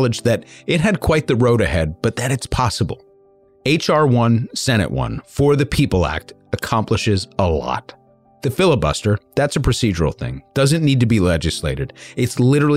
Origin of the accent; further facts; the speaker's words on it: New York, United States; I'm a New Yorker